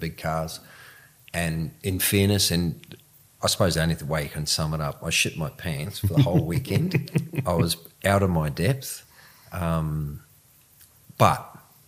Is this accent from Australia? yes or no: no; New Zealand; also born or lived in South Africa; I was from New Zealand.